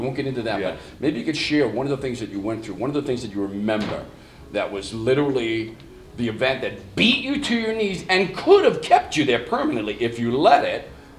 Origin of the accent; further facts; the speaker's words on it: New York, United States; And certainly in the neighborhoods, growing up in New York and in Long Island, you're going to get beat down a few times.